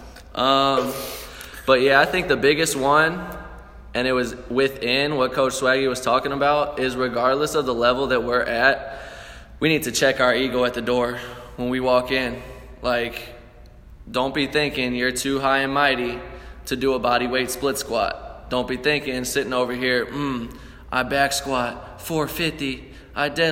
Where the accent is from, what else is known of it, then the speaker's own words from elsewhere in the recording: St. Louis, Missouri, United States; We're from St. Louis. We're from the show me state